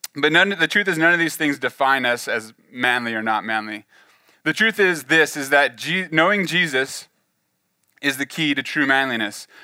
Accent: the Central Valley, California, United States; moved away as an adult; now in Oklahoma, United States; I grew up in California, the Central Valley, uh, kind of on the on, out on the farm, on the ranch

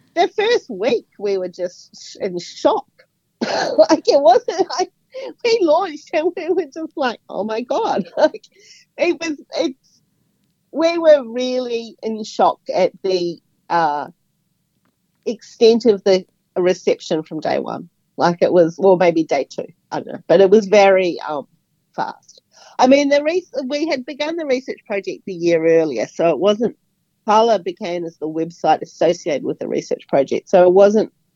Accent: Auckland, New Zealand; moved away as an adult; also born or lived in Wellington / Brisbane; now in Australia; I grew up in Auckland

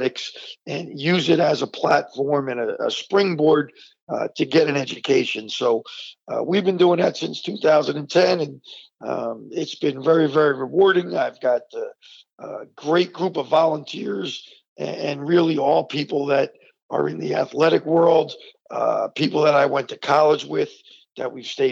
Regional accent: Verona, New Jersey, United States; also born or lived in East Orange, New Jersey; as a kid growing up in East Orange and then Verona

